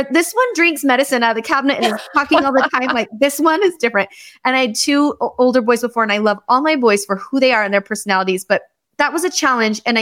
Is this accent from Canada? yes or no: yes; Canada; born there; also born or lived in Irvine / Los Angeles; so I was born in Canada. My dad's whole family's Canadian. And then I lived in California.